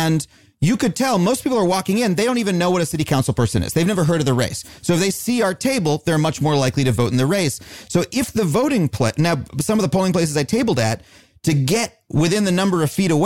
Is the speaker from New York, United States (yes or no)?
yes; New York City, New York, United States; When I grew up in New York